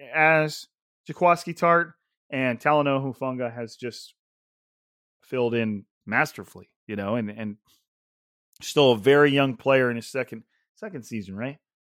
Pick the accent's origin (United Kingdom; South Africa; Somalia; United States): United States; Fresno, California; I'm from Fresno